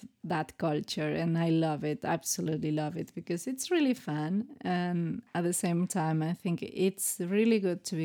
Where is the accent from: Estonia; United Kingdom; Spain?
Spain